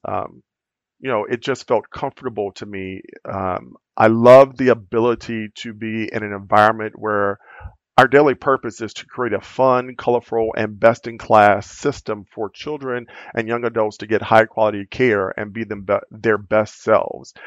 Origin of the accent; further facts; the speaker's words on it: Louisiana, United States; moved away as an adult; also born or lived in California; now in Minnesota, United States; I'm originally from Louisiana and still classify myself as being a southerner and a country boy, um, which is where I spent most of my life